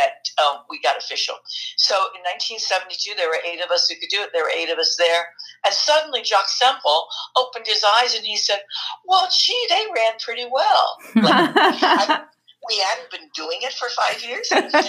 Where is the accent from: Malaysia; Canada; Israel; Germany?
Germany; born there; because I was born in Germany.